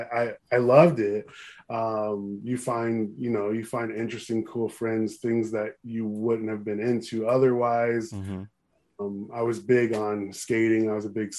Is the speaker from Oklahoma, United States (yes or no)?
no; Upland, California, United States; I grew up in Upland